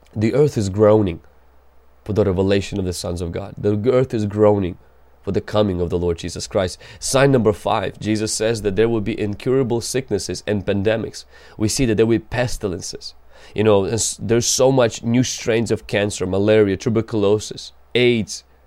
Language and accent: English; Ukraine; I come from Ukraine